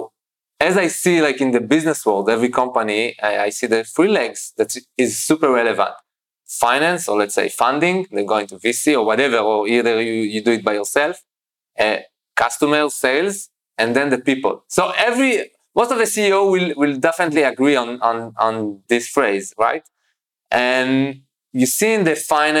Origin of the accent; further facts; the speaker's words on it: Shoham, Central District, Israel; moved away as an adult; now in Be'er Sheva, Israel; I'm from around Tel Aviv, like Shoam